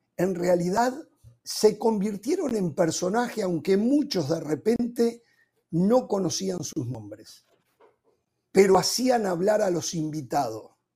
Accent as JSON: {"language": "Spanish", "region": "Montevideo", "country": "Uruguay", "tie": "born or raised there", "moved": "yes", "said": "en mi ciudad natal, en Montevideo"}